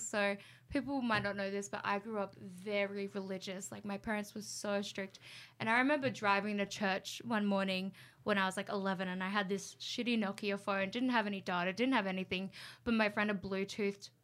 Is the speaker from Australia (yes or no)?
yes; Canberra, Australian Capital Territory, Australia; also born or lived in Goulburn; I grew up in Canberra and all my friends and everything was in Canberra.